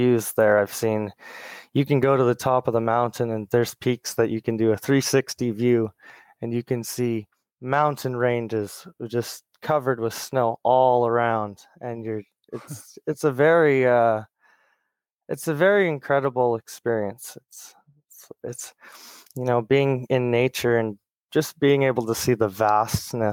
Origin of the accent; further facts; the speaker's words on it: British Columbia, Canada; also born or lived in Ontario, Canada; We're originally from Ontario, Canada, and we moved to British Columbia when I was around 7 years old.